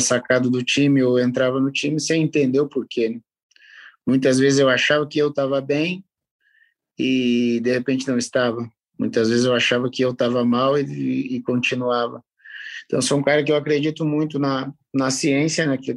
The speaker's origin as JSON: {"language": "Portuguese", "town": "Curitiba", "region": "Paraná", "country": "Brazil", "said": "eu sou de Curitiba"}